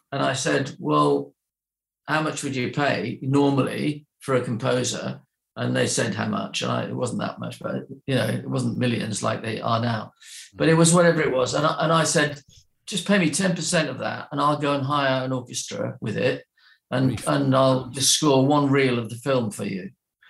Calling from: Wimbledon, London, United Kingdom; Would you believe Wimbledon?

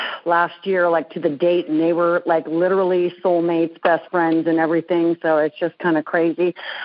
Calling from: Colfax, California, United States; I am calling from Colfax, California.

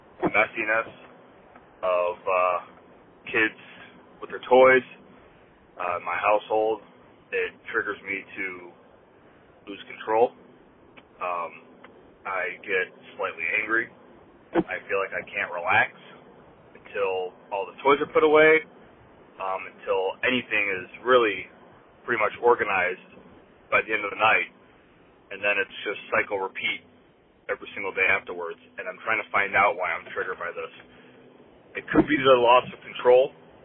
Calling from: Buffalo, New York, United States; I'm calling from Buffalo, New York.

